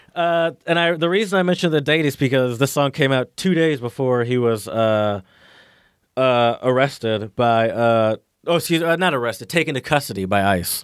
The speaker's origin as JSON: {"language": "English", "country": "United States", "said": "I'm an American"}